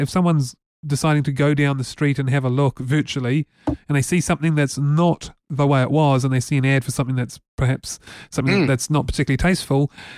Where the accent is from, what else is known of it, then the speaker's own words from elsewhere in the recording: New Zealand; New Zealand. And I don't say that in a nasty way. It's just that, you know, we're a small country. Okay, we're English speaking